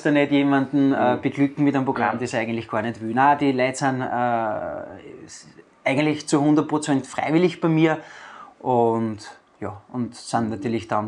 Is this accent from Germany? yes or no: no; Amstetten, Lower Austria, Austria; Ich bin gebürtiger Amstettner und ziehe meine Kreise hauptsächlich in der wunderschönen Natur vom Mostviertel.